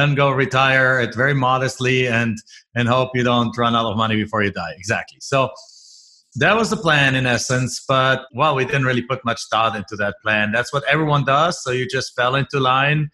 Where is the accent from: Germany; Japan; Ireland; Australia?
Germany; moved away as an adult; now in United States; I'm originally from Germany.